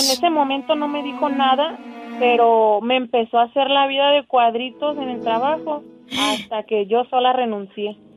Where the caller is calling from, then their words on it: Tepic, Nayarit, Mexico; De Cetepic, Nayarit.